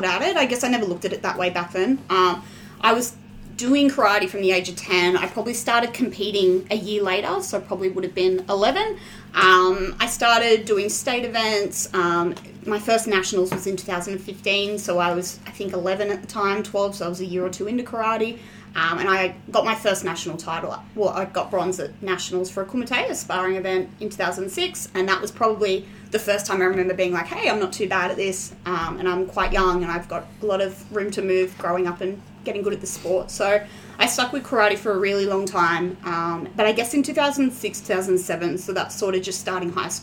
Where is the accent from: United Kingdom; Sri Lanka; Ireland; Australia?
Australia; Sydney, New South Wales; moved away; I grew up in Fairfield, so I'm Sydney born and bred